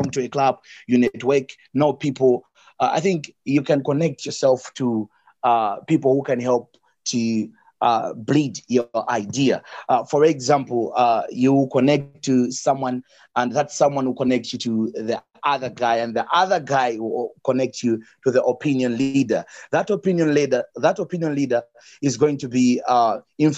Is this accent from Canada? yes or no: no; Malawi; I'm from Malawi.